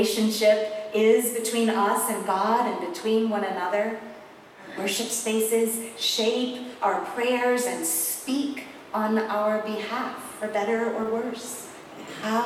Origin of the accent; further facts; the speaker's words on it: South Carolina, United States; I grew up in South Carolina